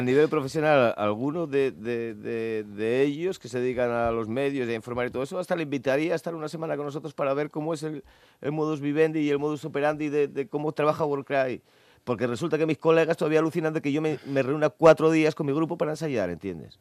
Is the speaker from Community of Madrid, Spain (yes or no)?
no; Asturias, Spain; éramos asturianos